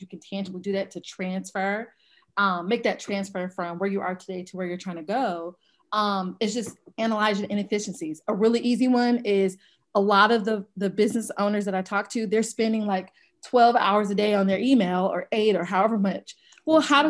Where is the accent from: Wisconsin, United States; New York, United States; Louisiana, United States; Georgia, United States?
Georgia, United States; Atlanta; I'm originally from Atlanta, Georgia.